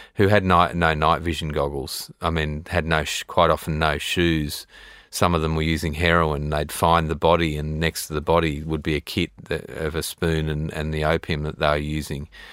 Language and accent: English; Sydney, New South Wales, Australia; growing up in Australia